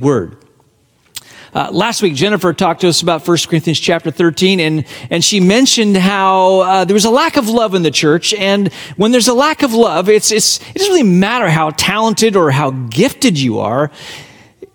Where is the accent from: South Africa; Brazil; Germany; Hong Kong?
Hong Kong; moved away; my hometown on the front, Hong Kong, where I was born and raised